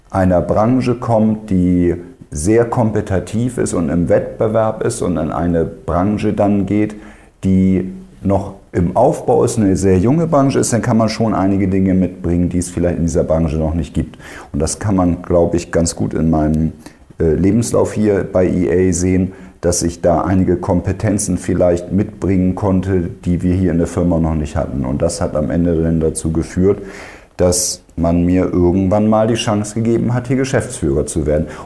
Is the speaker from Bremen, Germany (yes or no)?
yes; Bremen, Germany; born there; ich bin gebürtiger Bremer, darum, wenn wir denn mal irgendwann zum Lieblingsverein kommen, ist natürlich klar Werder Bremen.